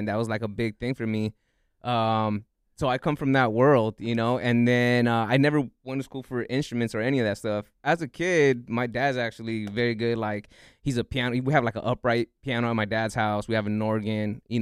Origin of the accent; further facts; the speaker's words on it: Los Angeles, California, United States; Frogtown is the small neighborhood word for it, but Elysian Valley